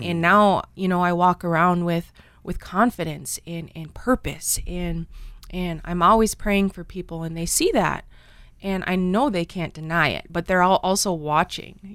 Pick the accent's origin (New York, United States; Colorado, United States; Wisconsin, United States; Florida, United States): Wisconsin, United States; Red Cliff; I grew up in Red Cliff, Wisconsin